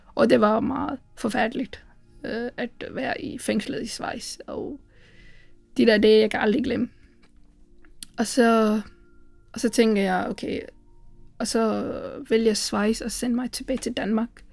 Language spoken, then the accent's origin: Danish; Sri Lanka; Danish is a second language; moved away as an adult; now in Aarhus, Denmark; jeg kommer fra Sri Lanka, og øh, jeg bor i Aarhus